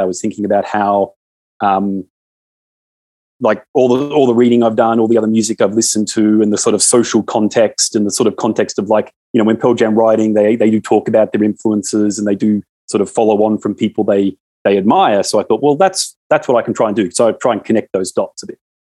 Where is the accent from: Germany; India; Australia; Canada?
Australia; as an Australian, is we watch all your American movies